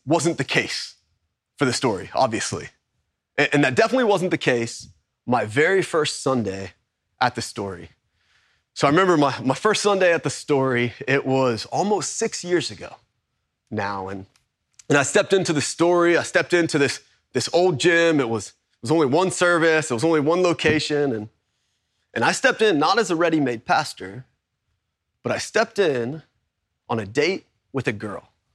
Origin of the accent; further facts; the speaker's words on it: Kingwood, Texas, United States; also born or lived in Baton Rouge, Louisiana / Tomball, Texas; I was born in Baton Rouge. I was, I was raised in, in Kingwood, Texas